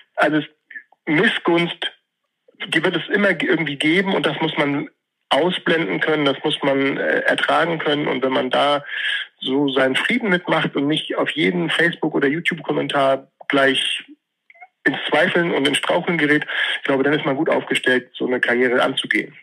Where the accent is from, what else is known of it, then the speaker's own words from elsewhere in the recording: Hamburg, Germany; ich bin in Bergedorf geboren